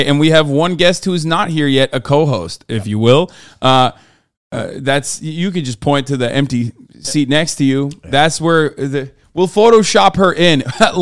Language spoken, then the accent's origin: English; Turkey; moved away; I'm Turkish. I grew up in Turkey